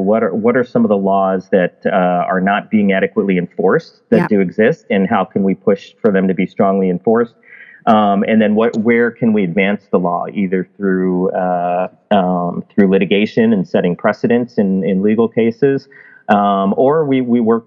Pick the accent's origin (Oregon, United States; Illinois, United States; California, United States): Illinois, United States; Chicago; moved away; also born or lived in Alaska; I grew up in Chicago, in inner city Chicago